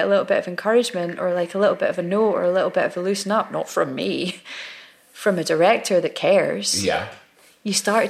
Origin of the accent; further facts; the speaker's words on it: Glasgow, Scotland, United Kingdom; moved away as an adult; also born or lived in London / Scottish Highlands; now in Glasgow, United Kingdom; But I never thought I would go back to Glasgow. I used to miss the Highlands, but I never missed Glasgow. And now, I moved back in 2014